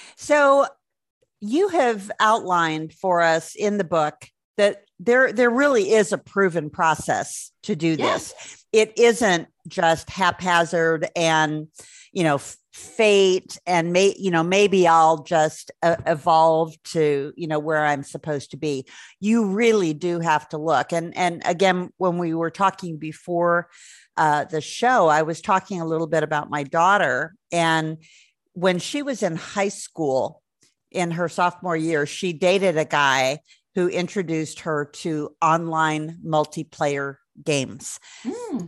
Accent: Milwaukee, Wisconsin, United States; now in Denver, United States; I grew up not too far north of Chicago, uh, Milwaukee.

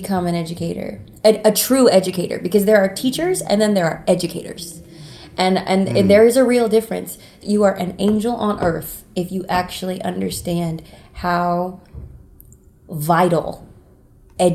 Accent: North Carolina, United States; moved away as an adult; I'm from North Carolina, and I went to school for a very short time at Western

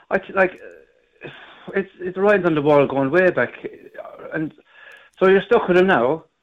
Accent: Ireland; I'm an Irishman

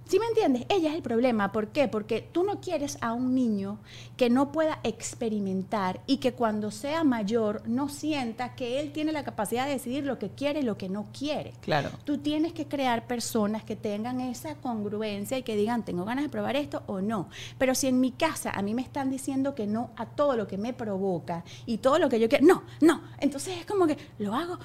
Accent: Venezuela; soy demasiado mamá venezolana

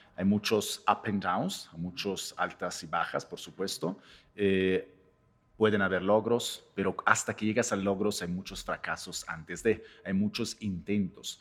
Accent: Italy; now in Mexico; yo vengo de otro país, por supuesto, en este caso, vengo de Italia

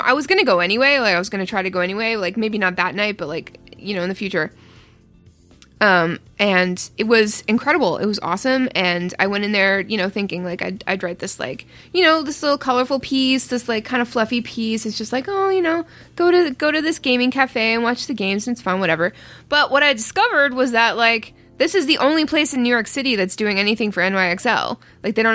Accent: Ottawa, Ontario, Canada; moved away

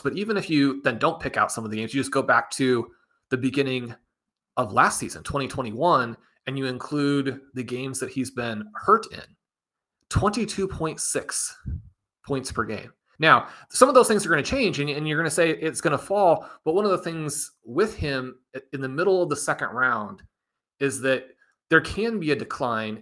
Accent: Kansas City, Missouri, United States; growing up in Kansas City, attending all these games in Arrowhead

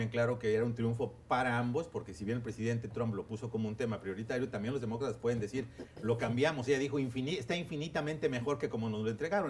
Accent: Mexico; como mexicanos o como latinoamericanos

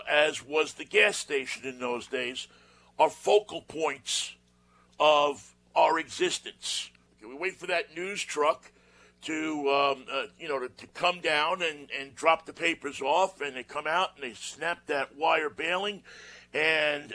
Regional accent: New York, United States; when we were growing up in New York

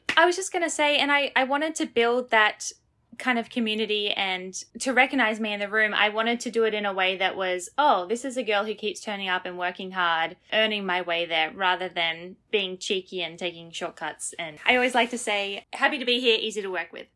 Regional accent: Australia; moved away as an adult; now in Jersey City, United States; as an Australian

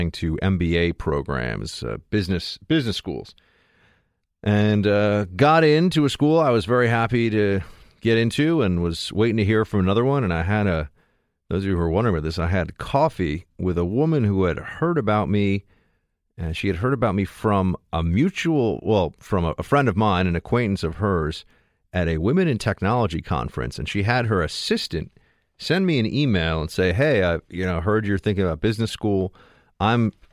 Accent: New York City, New York, United States; I'm from New York City. I was born and raised here.

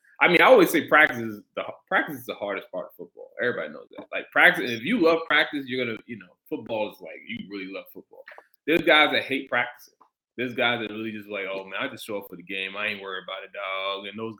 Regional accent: Brooklyn, New York, United States; I know when I was in high school, I'm from Brooklyn. So, you know, I went to camps down south, played down south

